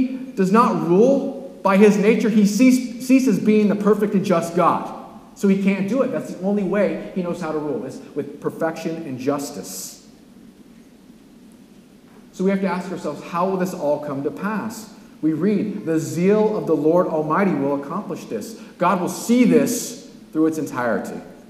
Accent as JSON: {"language": "English", "region": "California", "country": "United States", "said": "I'm from California"}